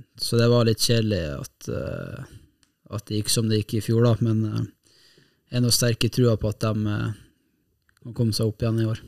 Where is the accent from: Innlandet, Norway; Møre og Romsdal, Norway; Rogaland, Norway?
Møre og Romsdal, Norway; Kristiansund; moved away as an adult; now in Bodø, Norway; nå er jeg jo fra Kristiansund